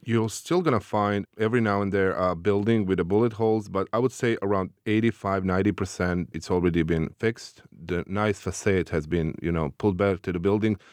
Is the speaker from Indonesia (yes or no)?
no; Bosnia & Herzegovina; we have been refugees within our own country as a part of uh, ethnic cleansing in the certain areas that we live. So I spent uh, roughly nine years uh, outside of my hometown, just 40 kilometers away